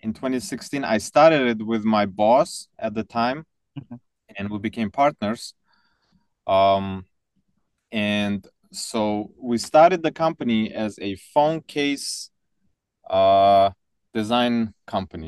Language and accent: English; Tajikistan; moved away; So I was born in Soviet Union, but 2 years later, the country collapsed into 15 different countries. So the one that I lived in was called Tajikistan